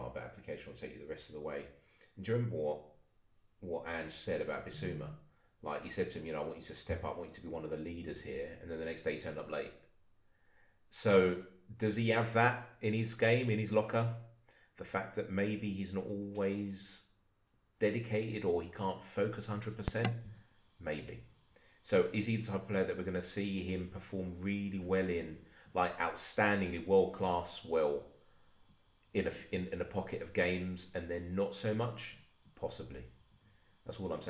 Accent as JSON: {"language": "English", "region": "London", "country": "United Kingdom", "said": "I'm from Palmer's Green in North London"}